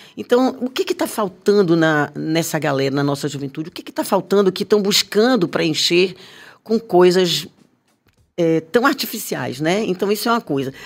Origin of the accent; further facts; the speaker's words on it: Bahia, Brazil; eu sinto falta da minha Bahia na televisão